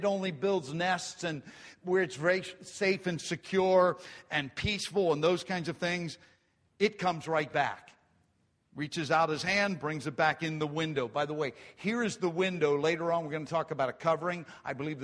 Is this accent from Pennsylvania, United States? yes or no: yes; Grantville, Pennsylvania, United States; when I was a farm kid and we grew up in Grantville, we didn't have a lot